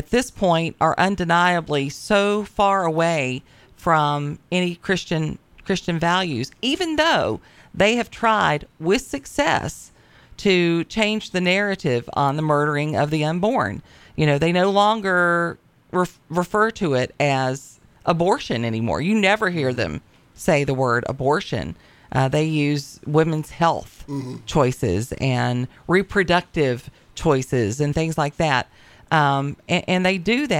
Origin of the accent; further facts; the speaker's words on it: Appalachia, United States; I'm from the Appalachian region